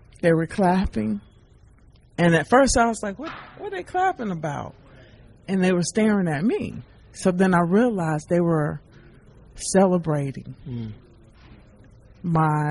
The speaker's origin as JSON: {"language": "English", "town": "Biloxi", "region": "Mississippi", "country": "United States", "tie": "born or raised there", "said": "my hometown of Biloxi, Mississippi."}